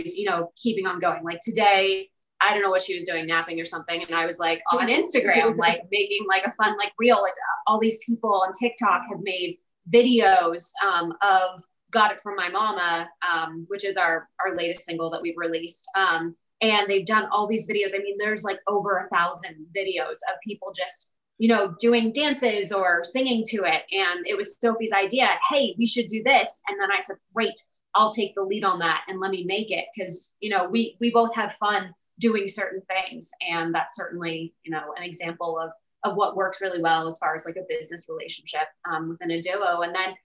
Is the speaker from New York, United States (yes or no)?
no; Virginia, United States; also born or lived in California; now in Nashville, United States; I'm from Virginia